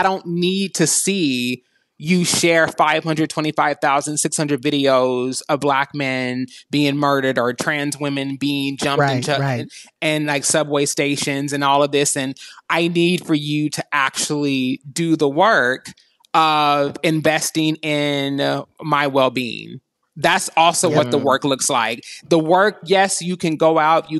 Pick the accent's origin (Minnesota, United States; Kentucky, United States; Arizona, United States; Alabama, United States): Kentucky, United States; moved away as an adult; also born or lived in Los Angeles; I'm from Six Flags over Mitch McConnell, born and raised in Kentucky